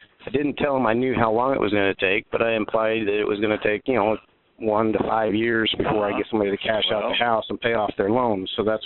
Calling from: Wichita, Kansas, United States; I'm from Wichita, Kansas again.

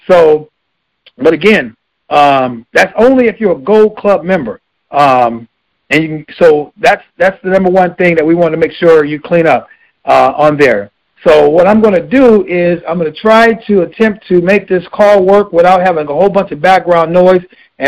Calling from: Los Angeles, California, United States; I'm calling from Los Angeles, California

